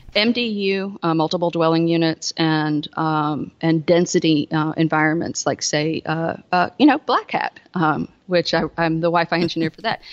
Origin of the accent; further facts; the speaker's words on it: the South, United States; accent: southern; I, I, live in the South